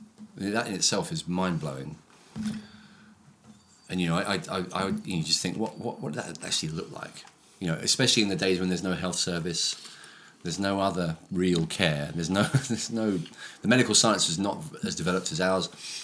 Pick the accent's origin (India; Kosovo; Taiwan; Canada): India; I grew up in India.